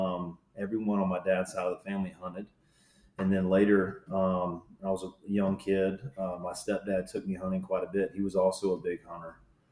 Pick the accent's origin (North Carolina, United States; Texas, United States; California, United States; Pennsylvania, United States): North Carolina, United States; Raleigh; I was born and raised in or around Raleigh, North Carolina